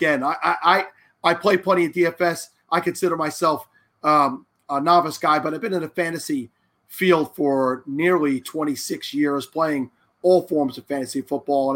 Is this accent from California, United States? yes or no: no; Lindenhurst, New York, United States; all your previous hosts seem to be from the same town that I'm from Lindenhurst here on Long Island